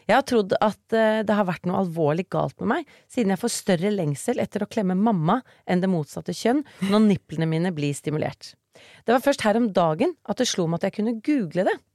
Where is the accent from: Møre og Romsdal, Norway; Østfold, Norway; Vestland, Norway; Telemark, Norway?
Vestland, Norway; Bergen; er fra Bergen, vi er veldig ydmyke.